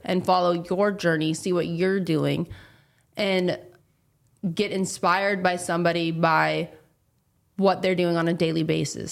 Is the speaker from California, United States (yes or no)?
yes; California, United States; I'm a girl from California